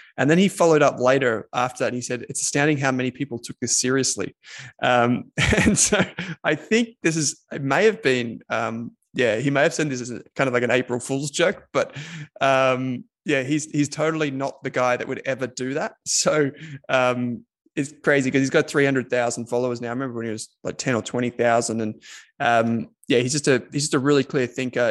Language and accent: English; Victoria, Australia; from my home state of Victoria